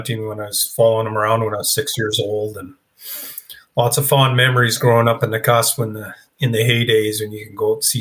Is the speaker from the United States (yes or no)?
no; British Columbia, Canada; now in Slocan Junction, Canada; I grew up in the cusp, BC